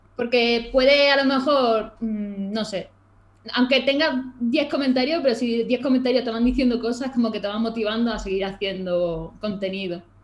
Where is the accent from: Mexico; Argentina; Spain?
Spain; Málaga, Andalusia; now in Granada, Spain; Yo soy de Málaga